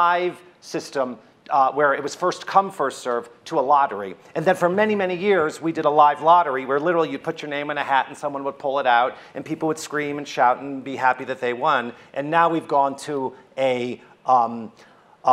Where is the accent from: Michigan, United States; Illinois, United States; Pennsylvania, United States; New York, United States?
Michigan, United States; Oak Park; I'm a kid from Oak Park, Michigan